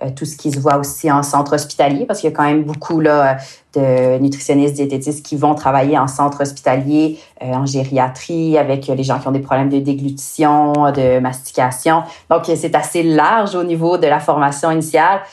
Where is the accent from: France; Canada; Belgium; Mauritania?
Canada; Quebec; accent: Québécois; avec mon accent, euh, moi je viens du Québec